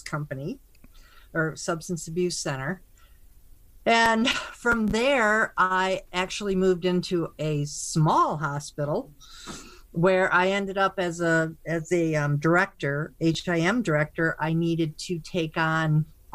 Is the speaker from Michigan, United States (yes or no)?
yes; Michigan, United States; I'm actually from Michigan, went to school there